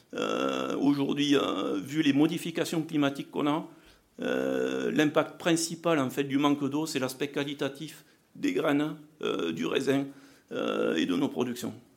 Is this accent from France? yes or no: yes; south-west France, France; accent: south-western (implied); je m'occupe de la recherche et du développement pour une coopérative agricole dans le sud-ouest